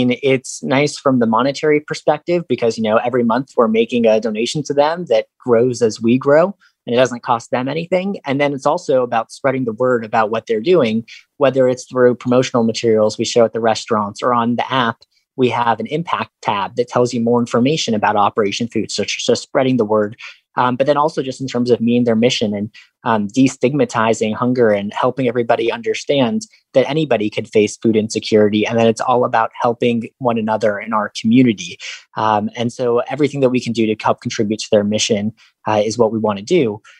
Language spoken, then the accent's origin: English; Los Angeles, California, United States; now in St. Louis, United States; So I came here from Los Angeles and then I launched Gift a Meal in October 2015